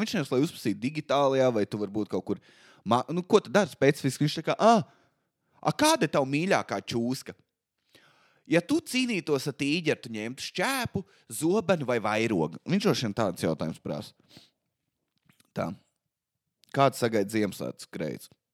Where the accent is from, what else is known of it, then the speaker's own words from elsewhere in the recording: Valmiera, Valmiera Municipality, Latvia; Es nāku no Valmīras